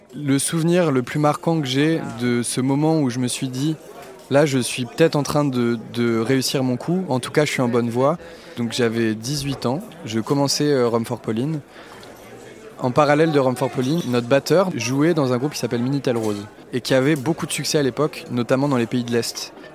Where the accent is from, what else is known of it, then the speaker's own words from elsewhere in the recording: Lille, Hauts-de-France, France; Je suis né à Lille, dans le Nord-Pas-de-Calais, et j'ai grandi en banlieue lilloise